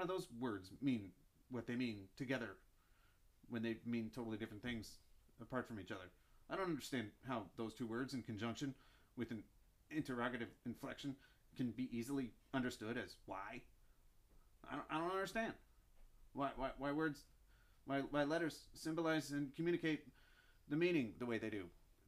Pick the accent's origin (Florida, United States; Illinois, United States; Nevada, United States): Illinois, United States; Chicago; Well, I'm from Chicago.